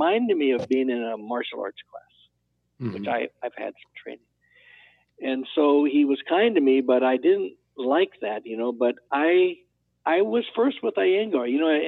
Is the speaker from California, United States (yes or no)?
yes; California, United States; I was from California